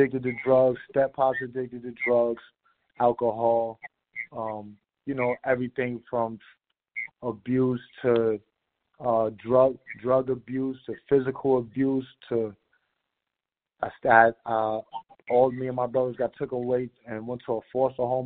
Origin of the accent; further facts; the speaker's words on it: Mount Vernon, New York, United States; I'm from Mount Vernon, New York, Westchester County